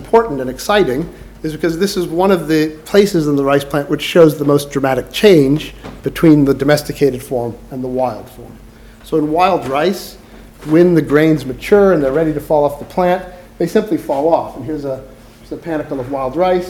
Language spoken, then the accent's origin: English; California, United States; I grew up in California